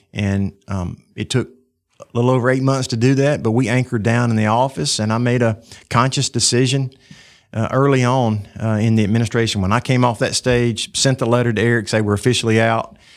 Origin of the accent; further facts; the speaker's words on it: Tuscaloosa, Alabama, United States; born and raised in Tuscaloosa at the end of a dirt road in Cottondale, which is an unincorporated part of the county.